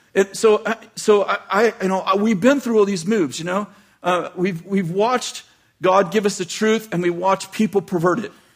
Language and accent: English; United States; I grew up in American poverty